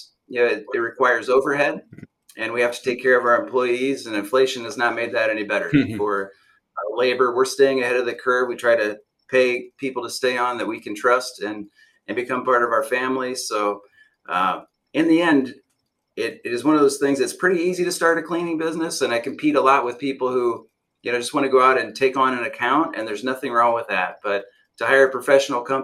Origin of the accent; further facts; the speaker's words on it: Fort Wayne, Indiana, United States; moved away as an adult; now in Southwest Florida, United States; I grew up in Indiana. I came from the north as well. Yeah. Grew up in Fort Wayne